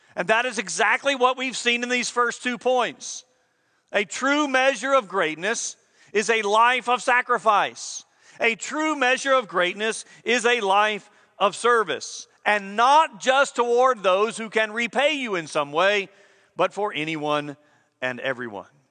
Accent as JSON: {"language": "English", "country": "United States", "said": "We expect service in our country and good service at that."}